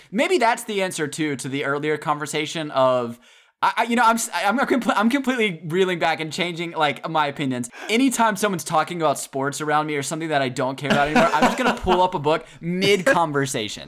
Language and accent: English; the South, United States; growing up in the South